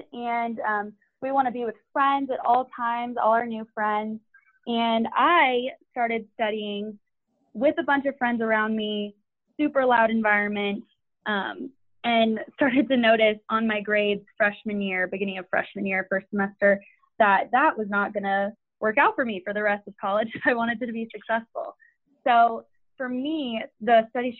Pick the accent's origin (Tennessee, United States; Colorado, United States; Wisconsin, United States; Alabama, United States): Colorado, United States; Denver; moved away as an adult; now in Waco, United States; I am originally from Denver, Colorado.